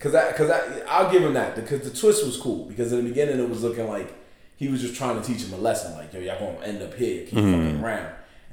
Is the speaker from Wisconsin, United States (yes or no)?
no; New York, United States; As a New Yorker